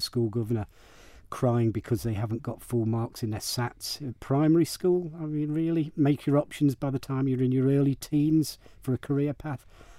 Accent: Lancashire, North West England, United Kingdom; now in Isle of Man; I was born in Lancashire. So I'm a Red Rose Lancashire hot pot.

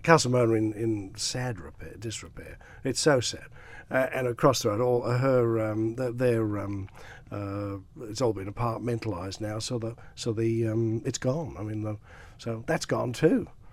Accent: Douglas, Isle of Man; now in Australia; I grew up around Douglas, uh, went to, um, uh, Murray's Road Primary School

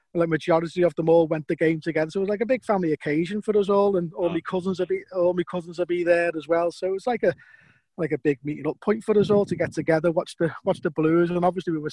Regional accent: Liverpool, North West England, United Kingdom; I was born in Lowell Street, just off County Road there. So that's close to Goodison Park.

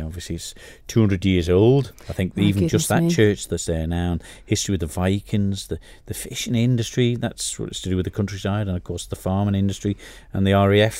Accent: Jurby, Isle of Man; I grew up in Jerby

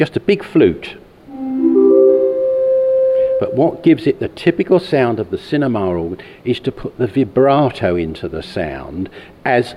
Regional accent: United Kingdom; I'm from North Kent, South London

